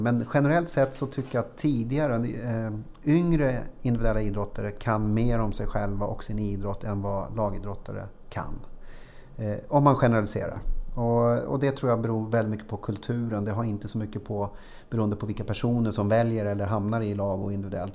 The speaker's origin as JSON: {"language": "Swedish", "town": "Tyresö", "region": "Stockholm County", "country": "Sweden", "tie": "born or raised there", "also_born_or_lived": "Östbergahöjden", "said": "jag föddes i Tyresö mm. så flyttade till Östbergahöjden under ja. några år. Sen flyttade vi tillbaka när jag gick i trean"}